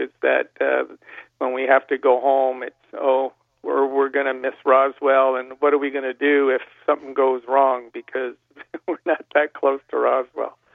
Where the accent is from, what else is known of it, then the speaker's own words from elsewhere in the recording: Niagara Falls, Ontario, Canada; I was from Niagara Falls and um, born and raised